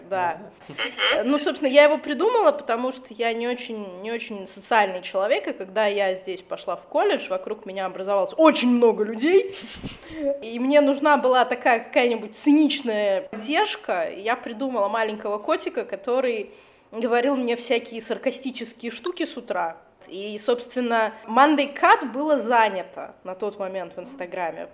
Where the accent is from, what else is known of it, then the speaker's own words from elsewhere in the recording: Latvia; moved away as an adult; now in Cyprus; Я родилась в Латвии, на побережье Балтийского моря.